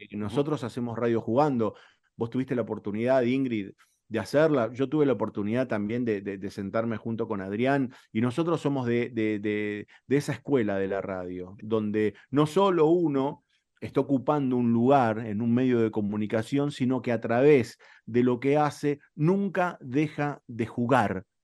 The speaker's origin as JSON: {"language": "Spanish", "town": "Morón", "region": "Buenos Aires Province", "country": "Argentina", "tie": "born or raised there", "said": "yo soy de Morón"}